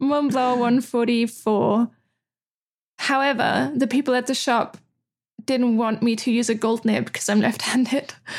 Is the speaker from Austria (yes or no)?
yes; Austria; moved away as an adult; also born or lived in Netherlands; now in Amsterdam, Netherlands; I'm from Austria. Austria is super old school with a lot of things.